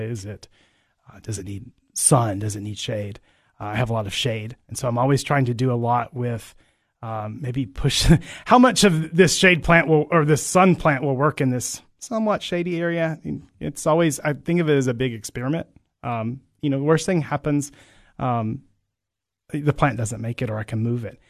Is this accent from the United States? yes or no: yes; Barren County, Kentucky, United States; moved away as an adult; now in Cookeville, United States; I grew up on a farm in, uh, Barron County, Kentucky